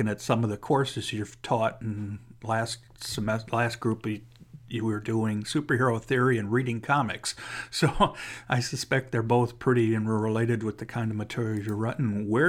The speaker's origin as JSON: {"language": "English", "town": "Cleveland", "region": "Ohio", "country": "United States", "said": "I'm actually from Cleveland, so I was living in Cleveland still at the time when they were filming the first Avengers movie."}